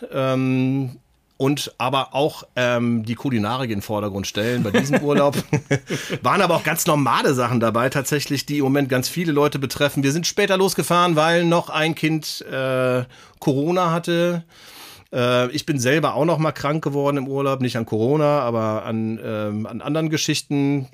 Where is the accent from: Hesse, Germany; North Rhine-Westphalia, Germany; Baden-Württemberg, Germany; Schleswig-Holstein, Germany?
North Rhine-Westphalia, Germany; Bergisches Land, near Cologne; wir kommen beide aus Köln, ähm, beziehungsweise Andi direkt aus Köln, ich aus der näheren Umgebung im Bergischen Land